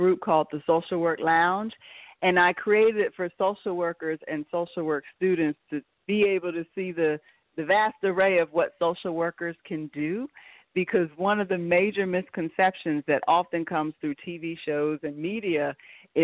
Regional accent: Pennsylvania, United States; now in North Carolina, United States; I'm originally from Pennsylvania, so when I lived there, I did have a private counseling practice.

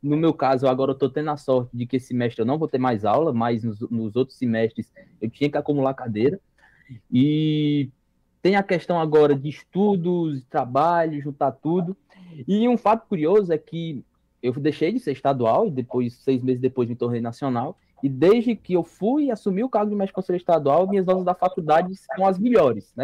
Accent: Jaguaribe, Ceará, Brazil; now in Fortaleza, Brazil; eu sou do interiorzão do Ceará

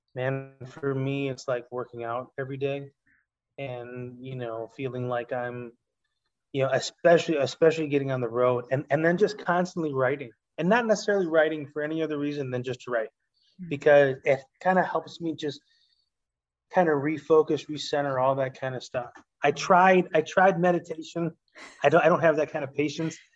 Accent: Chicago, Illinois, United States; I'm half Puerto Rican, half Italian. I grew up in Chicago

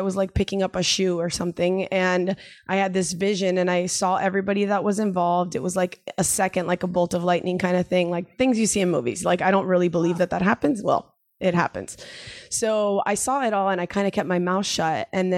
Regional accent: Miami, Florida, United States; moved away as an adult; now in San Diego, United States; I'm a female from Miami. There's not really a lot of waves there.

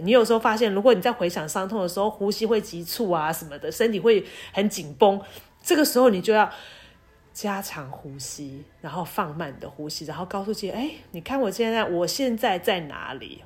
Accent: Taiwan; 我说我台湾人

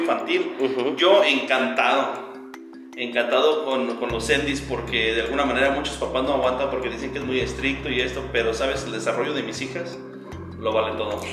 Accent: Zamora, Michoacán, Mexico; soy originario de Zamora, Michoacán, aquí he radicado toda mi vida

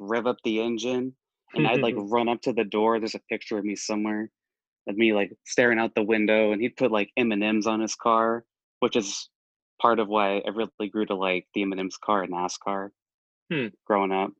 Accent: Sioux City, Iowa, United States; my hometown had two dirt tracks right across the street from each other, Sioux City, Iowa

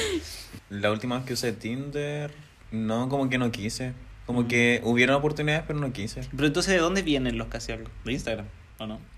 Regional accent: Yungay, Ñuble, Chile; moved away; also born or lived in Santiago / Concepción; Yo estaba en, en mi pueblo Yungay.

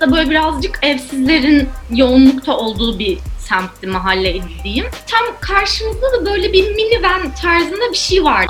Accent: Ankara, Turkey; Yani orada büyüdüm

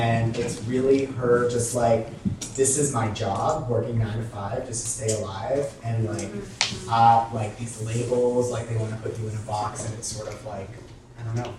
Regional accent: Houston, Texas, United States; I'm from Houston, so I don't know if it's like her childhood that's always within her.

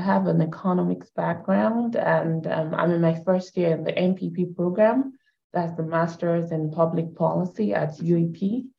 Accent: Canada; So I'm Canadian, I have that background.

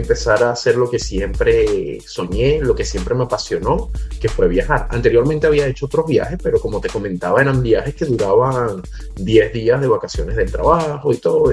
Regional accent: Caracas, Capital District, Venezuela; now in United States; soy de Caracas, Venezuela. En este momento me encuentro en Estados Unidos

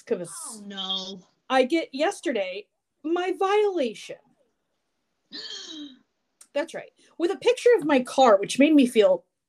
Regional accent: New Jersey, United States; I'm from New Jersey.

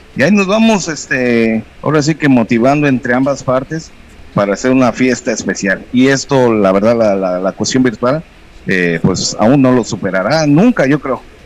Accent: Juchitán, Oaxaca, Mexico; also born or lived in Mexico City; nací allá en 1974 en la Ciudad de México y tengo pues ya este prácticamente el resto de mi vida y crecí aquí en Juchitán, Oaxaca

